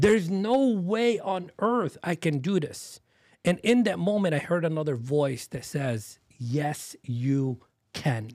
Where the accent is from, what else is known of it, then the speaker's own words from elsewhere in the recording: Dearborn, Michigan, United States; also born or lived in Beirut, Lebanon; Where we grew up was in Dearborn, Michigan, which is a suburb of Detroit.